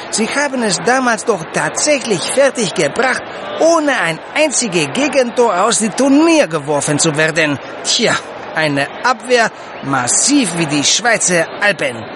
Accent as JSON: {"language": "German", "country": "Greece", "second_language": "German", "said": "Ich als Grieche sag da nur großes Fehler, ganz großes Fehler."}